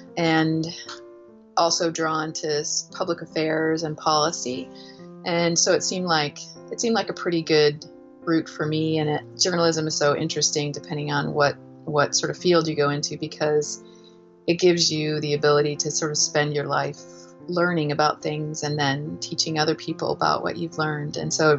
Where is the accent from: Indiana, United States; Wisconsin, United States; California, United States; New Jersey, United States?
Indiana, United States; also born or lived in Seneca, Kansas / Missouri / Arizona; I was born in Kansas in a little small town called Seneca, and spent a lot of my youth in the Midwest. I went to school through high school in Indiana, a little bit of time in Missouri